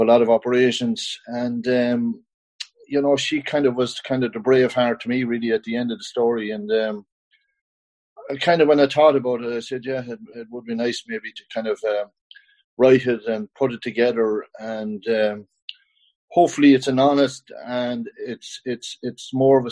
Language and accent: English; County Kildare, Ireland; moved away as an adult; also born or lived in New York / West Cork; I grew up in Kildare